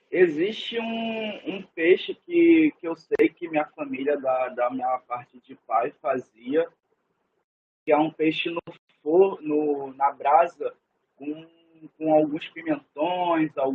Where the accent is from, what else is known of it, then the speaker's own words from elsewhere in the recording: Niterói, Rio de Janeiro, Brazil; also born or lived in Cabo Frio; eu nasci em Niterói, nasci em Niterói, fui criado uma parte da minha vida em Niterói, depois morei em Bangu, morei em Campo Grande, morei em Itaboraí novamente em Niterói.